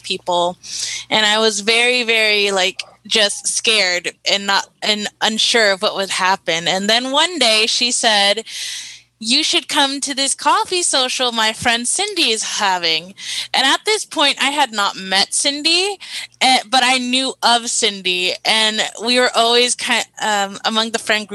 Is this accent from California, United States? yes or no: yes; Carson, California, United States; I'm from Carson, California, and we attended the same middle school and high school